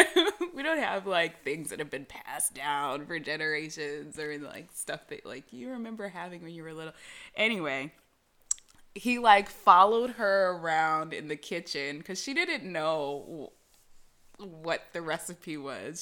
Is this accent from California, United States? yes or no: yes; California, United States; I'm from California.